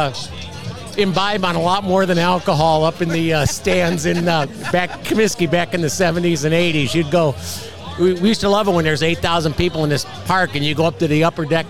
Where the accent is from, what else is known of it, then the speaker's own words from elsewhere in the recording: Chicago, Illinois, United States; I grew up just outside Chicago, but we went to school on the west side of Chicago